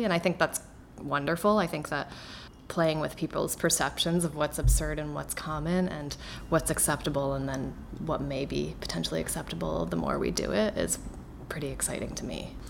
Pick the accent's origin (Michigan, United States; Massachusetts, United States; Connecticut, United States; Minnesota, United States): Connecticut, United States; Somersville; There it's mostly tobacco farming and some corn. Not like it is in the Midwest here, but that town was what I knew when I was growing up